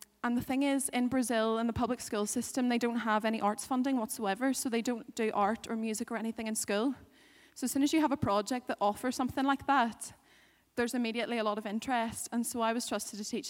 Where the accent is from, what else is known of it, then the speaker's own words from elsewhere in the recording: Northern Ireland, United Kingdom; I'm a girl from Northern Ireland